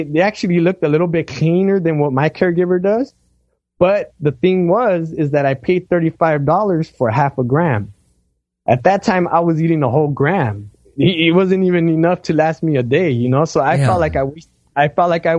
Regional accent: Los Angeles, California, United States; I'm from Los Angeles. You know, I live in an urban jungle.

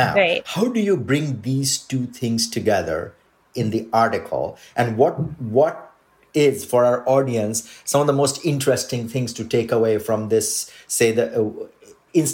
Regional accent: Odisha, India; first language Odia; English is a second language; my mother tongue is Odia. My Odia grandmother used to call

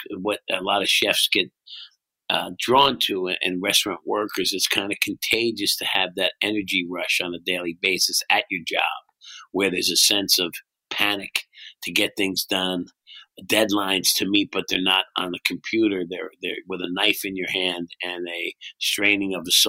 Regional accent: Bayshore, New Jersey, United States; also born or lived in Brooklyn, New York; I was born in Brooklyn. I left as a baby, and I grew up on the Bay Shore in New Jersey, a little town, not far from the ocean

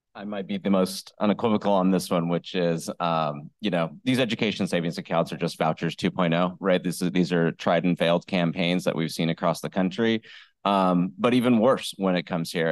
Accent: Tulare, California, United States; I was actually born and raised in Tulare, so I, I know what it's like being from the Central Valley

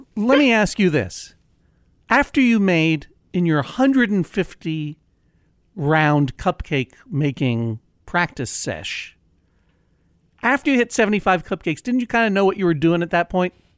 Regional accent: Brookline, Massachusetts, United States; my hometown of Brookline, Massachusetts

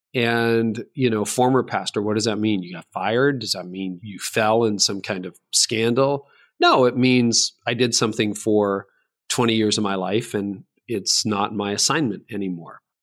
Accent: Canada; I was born in Canada

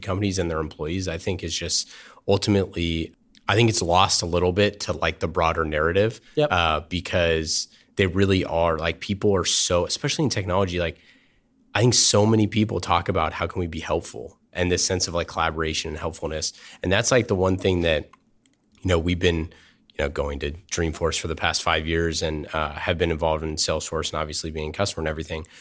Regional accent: Oakland, California, United States; I grew up in Oakland

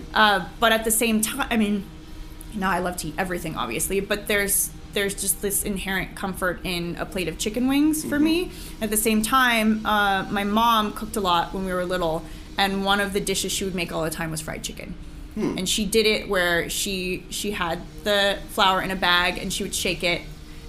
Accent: Pasadena, California, United States; I grew up in Pasadena

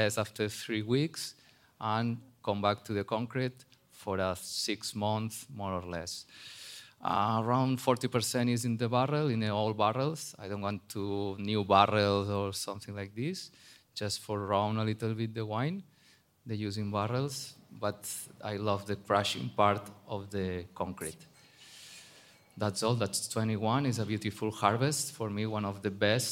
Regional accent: Barcelona, Catalonia, Spain; English is a second language; moved away as an adult; also born or lived in New Zealand / France / California; now in Bierzo, Spain

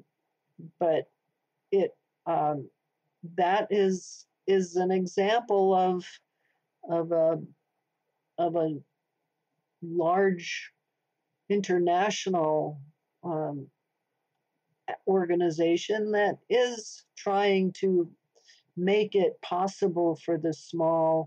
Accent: Vermont, United States; I come from Vermont

